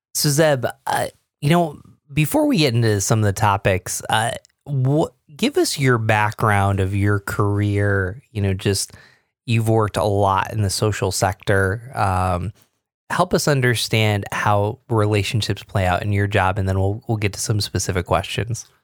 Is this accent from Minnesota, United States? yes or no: no; Binghamton, New York, United States; I grew up in Binghamton, you know, where I B M was